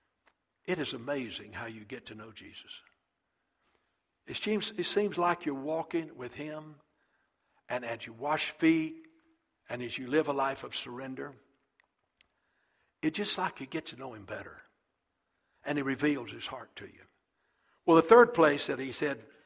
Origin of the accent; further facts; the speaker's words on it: South Carolina, United States; moved away as an adult; also born or lived in Texas; I was pastoring Eastview Baptist Church right outside of my hometown, about 15 minutes from my mother and dad's house